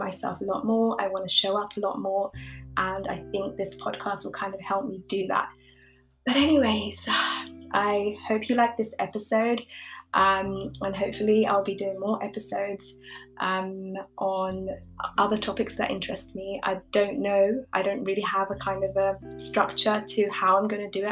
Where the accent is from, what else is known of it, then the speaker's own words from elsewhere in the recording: United Kingdom; also born or lived in East Africa; I currently like live in the UK. I've grown up here